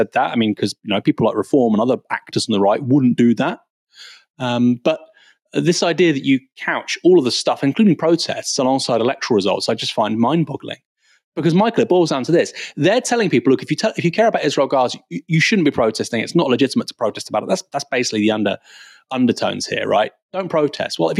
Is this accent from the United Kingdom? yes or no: yes; United Kingdom; I'm a British Iranian.